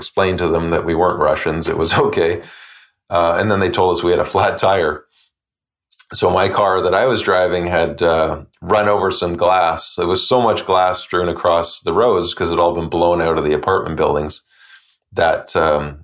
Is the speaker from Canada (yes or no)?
yes; Canada; as a Canadian